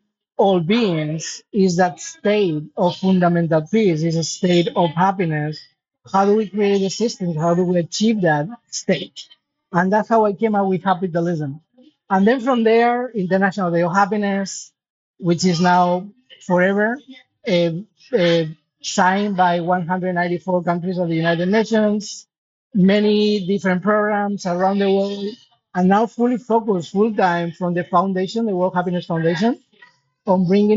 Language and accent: English; Spain; I am from Spain